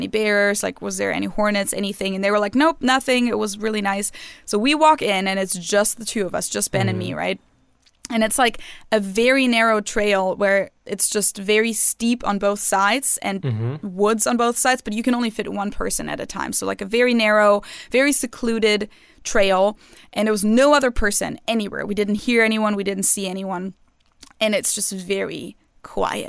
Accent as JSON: {"language": "English", "town": "Munich", "region": "Bavaria", "country": "Germany", "tie": "born or raised there", "moved": "yes", "said": "growing up in Munich, like our summer break in Bavaria usually starts about now"}